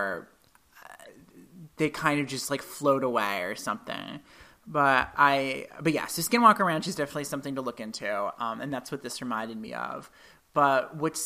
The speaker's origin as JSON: {"language": "English", "region": "New England", "country": "United States", "tie": "born or raised there", "said": "where I grew up in New England"}